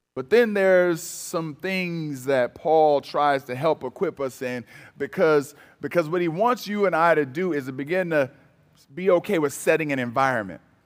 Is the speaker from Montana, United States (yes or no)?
no; Cleveland, Ohio, United States; moved away; also born or lived in Michigan; I'm originally from Cleveland, Ohio